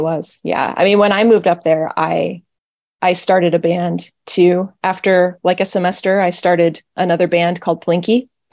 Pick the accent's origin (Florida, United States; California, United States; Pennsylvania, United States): California, United States; an hour north of Fresno, San Joaquin Valley, Central; I was born and raised in Central California, uh, kind of just in the middle of the state, in the middle of nowhere